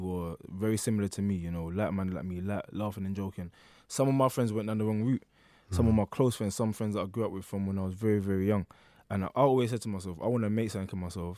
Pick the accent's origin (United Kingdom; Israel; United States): United Kingdom; London; also born or lived in Hackney, London; I was born in Hackney. I would like to say I was raised in Stratford